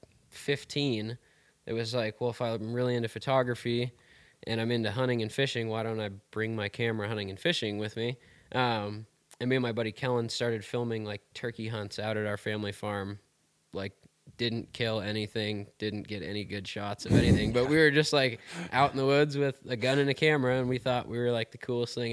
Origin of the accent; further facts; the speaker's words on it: Wisconsin, United States; moved away as an adult; now in Bozeman, United States; originally I'm from Wisconsin. I grew up there, went to high school there, and when I was 18 moved out to Montana